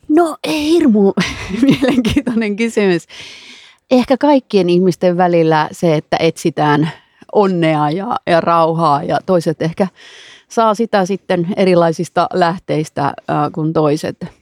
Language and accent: Finnish; Savonlinna, South Savo, Finland; minä olen Savonlinnasta ja, ja se on ihan mahtava juttu, että olen semmoisesta kulttuurikaupungista kotoisin